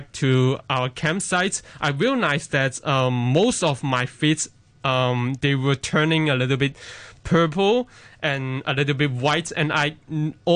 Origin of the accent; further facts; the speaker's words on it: Hong Kong; I was born in Hong Kong and, yeah, made in Hong Kong